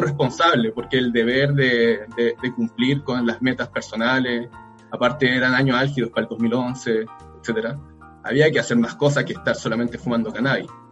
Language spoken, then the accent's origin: Spanish; Rancagua, O'Higgins, Chile; moved away as an adult; now in Valparaíso, Chile; salimos de Rancagua, cada uno se fue a estudiar a alguna universidad o algún lugar